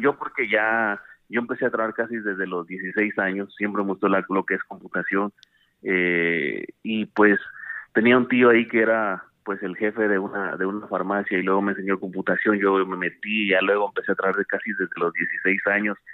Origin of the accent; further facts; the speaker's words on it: Boca del Monte, Guatemala Department, Guatemala; moved away as an adult; also born or lived in San Marcos, Guatemala / North Carolina, United States / Washington DC area, United States; now in United States; Yo nací en San Marcos, en la reforma San Marcos, eh, luego la familia se movió para Boca del Monte. De Boca del Monte, pues ahí me anduve de patechucho